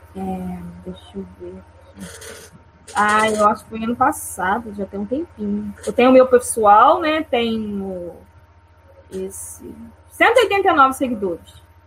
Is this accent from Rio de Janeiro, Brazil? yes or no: yes; interior of Rio de Janeiro, Brazil; eu sou do Rio de Janeiro, do interior